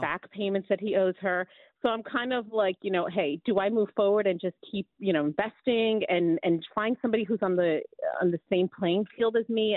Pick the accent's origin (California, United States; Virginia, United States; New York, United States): New York, United States; New York City; also born or lived in New Jersey; I was raised on the Upper East Side